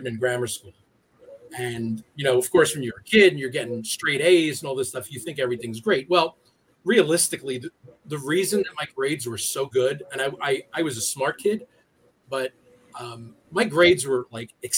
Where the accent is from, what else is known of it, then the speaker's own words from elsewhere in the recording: United States; I'm from the New York City area. I've lived within an hour of New York City for my entire life, and I grew up in a community that was very, very ethnic